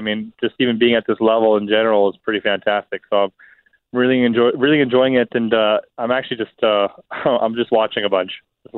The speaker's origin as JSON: {"language": "English", "town": "Winnipeg", "region": "Manitoba", "country": "Canada", "tie": "born or raised there", "also_born_or_lived": "Texas", "said": "it's here in my hometown"}